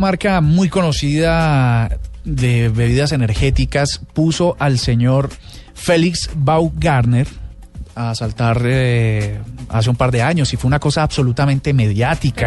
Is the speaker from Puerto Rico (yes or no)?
no; Colombia; somos los colombianos